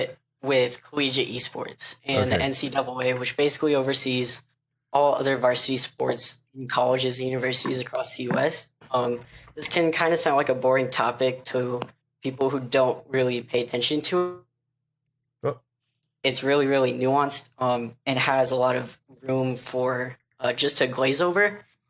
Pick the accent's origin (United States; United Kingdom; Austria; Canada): United States; Grand Junction, Colorado; I am also from Grand Junction, Colorado.